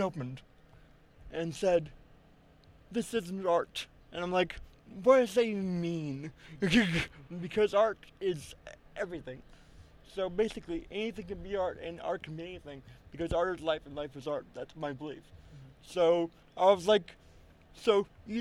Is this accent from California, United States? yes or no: no; Florida, United States; also born or lived in Melbourne, Florida; my hometown, which is a very conservative part of Florida, named Melbourne, Florida